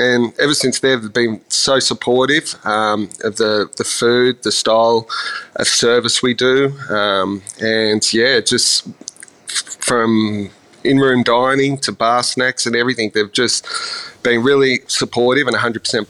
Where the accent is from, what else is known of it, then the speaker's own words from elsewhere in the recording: Ballina, New South Wales, Australia; also born or lived in Sydney, Australia; Yeah, I sort of grew up New South Wales, born and raised in a little place called Ballina, south of Byron, for many years up until I was in about primary school, and then family moved to Sydney